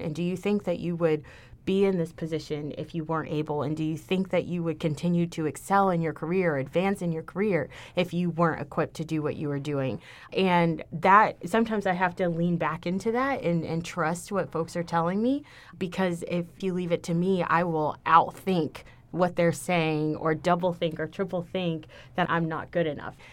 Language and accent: English; Houston, Texas, United States; moved away as an adult; now in Ithaca, United States; I'm from Houston